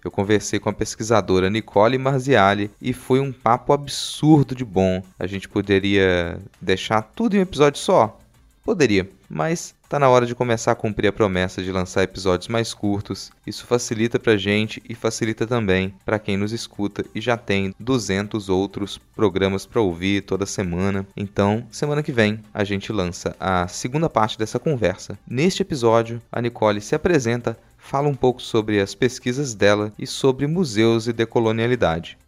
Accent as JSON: {"language": "Portuguese", "region": "interior of Minas Gerais", "country": "Brazil", "moved": "as an adult", "lives_now": "Vitória, Brazil", "said": "quando eu vim morar em Vitória, aqui no Espírito Santo. Eu vim do interior de Minas"}